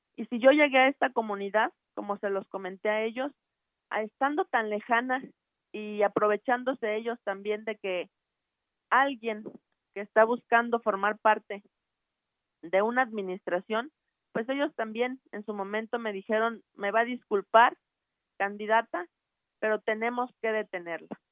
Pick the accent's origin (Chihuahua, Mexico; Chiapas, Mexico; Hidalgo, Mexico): Chiapas, Mexico; Cintalapa; estoy buscando trabajar en Cintalapa por mi pueblo